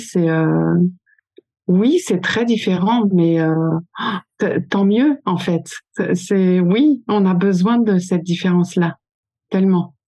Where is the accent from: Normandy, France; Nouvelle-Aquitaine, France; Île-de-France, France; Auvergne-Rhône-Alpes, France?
Nouvelle-Aquitaine, France; French Basque Country; first language French; on vient du Pays Basque